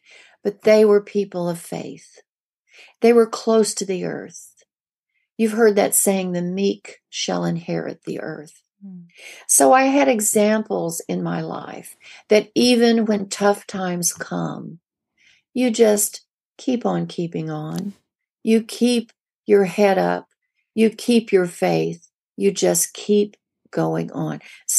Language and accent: English; the Ozarks, United States; I grew up in the Ozarks. We were poor.